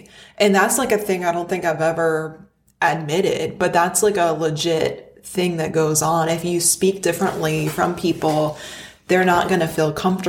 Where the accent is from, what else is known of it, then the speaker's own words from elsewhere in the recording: the North, United States; moved away; being from the North, too.